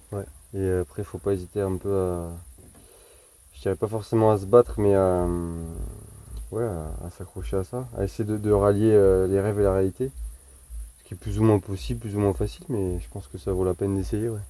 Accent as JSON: {"language": "French", "region": "Nouvelle-Aquitaine", "country": "France", "lives_now": "Montpellier, France", "said": "je viens de Charente, j'ai pas trouvé de, de, formateur en Charente, de maître de stage à qui ça collait. J'en ai trouvé un à Montpellier"}